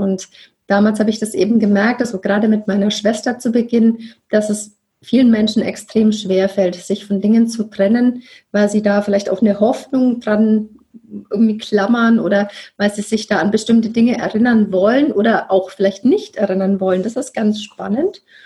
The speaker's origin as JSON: {"language": "German", "town": "Nuremberg", "region": "Bavaria", "country": "Germany", "tie": "born or raised there", "moved": "yes", "said": "wohne im wunderschönen Nürnberg wieder in meiner Heimat"}